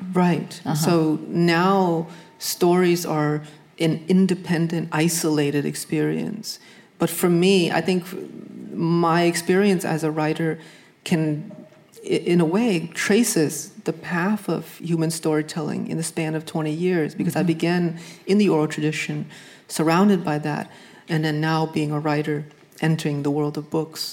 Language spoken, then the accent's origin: English; New England, United States; I grew up in New England